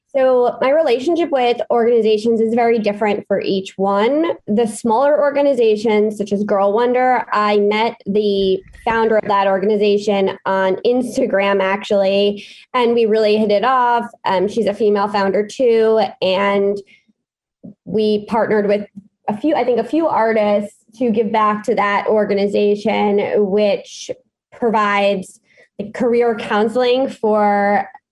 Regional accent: New York City, New York, United States; born and raised in New York City

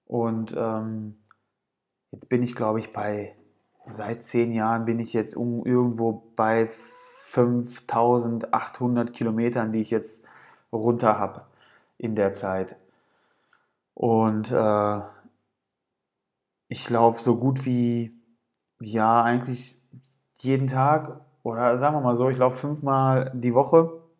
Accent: Gelsenkirchen, North Rhine-Westphalia, Germany; am 17. Mai diesen Jahres sollte im Ruhrgebiet in Gelsenkirchen, ich bin aus Gelsenkirchen, ähm, sollte der Viva West Marathon stattfinden.

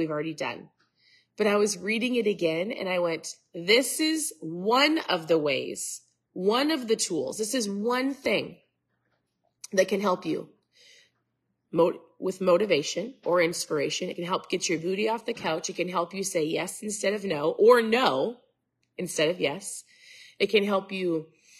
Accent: Minnesota, United States; I'm from Minnesota

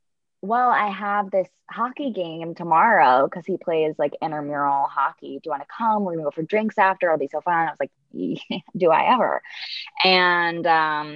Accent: Midwest, United States; now in California, United States; I grew up in the Midwest

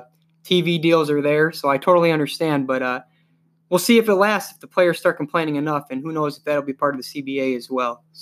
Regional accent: East Coast, United States; growing up on the East Coast, I used to enjoy uh, getting home from school or getting home from work and being able to read about the combine throughout the day. And uh, so that really doesn't bother me out here on the West Coast.

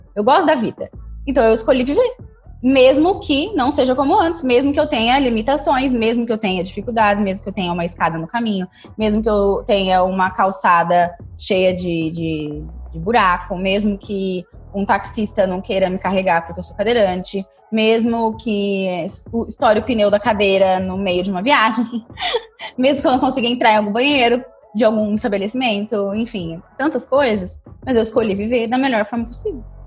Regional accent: Ribeirão Preto, São Paulo, Brazil; Eu sou de Ribeirão Preto

